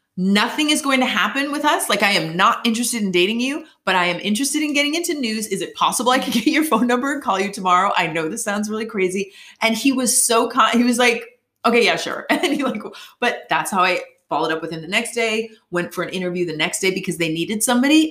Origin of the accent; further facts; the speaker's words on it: Boston, Massachusetts, United States; moved away as an adult; also born or lived in New York / Los Angeles; I'm from Boston, Massachusetts originally, lived in New York, worked at NBC News